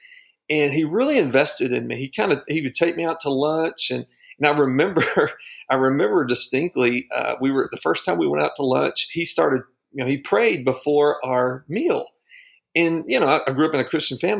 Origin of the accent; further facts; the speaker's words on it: Dallas-Fort Worth area, Texas, United States; now in Arkansas, United States; I moved to Arkansas from Texas. I was from the Dallas-Fort Worth area and was really involved in our church down in Texas